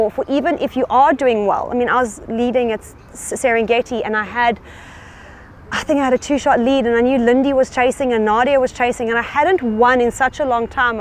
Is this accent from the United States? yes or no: no; South Africa; being a South African passport holder myself